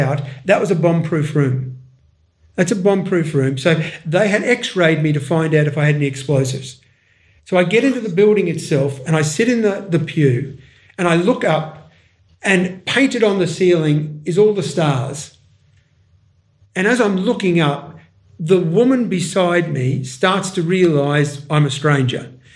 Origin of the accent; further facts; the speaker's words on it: Ipswich, Queensland, Australia; I was born in God's own country called Ipswich